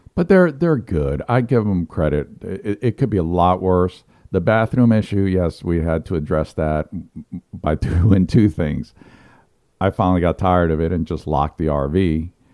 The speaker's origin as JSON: {"language": "English", "region": "New York", "country": "United States", "tie": "born or raised there", "moved": "yes", "lives_now": "South Carolina, United States", "said": "I grew up in New York, and we had a lot of pro teams"}